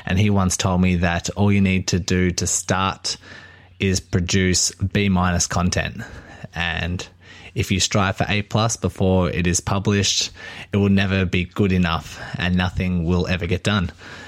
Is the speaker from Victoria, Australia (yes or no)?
yes; Melbourne, Victoria, Australia; I'm from Melbourne, Australia.